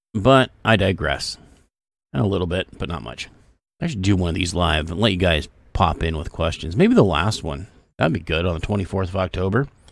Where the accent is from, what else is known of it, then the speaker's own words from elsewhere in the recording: Canada; I'm Canadian.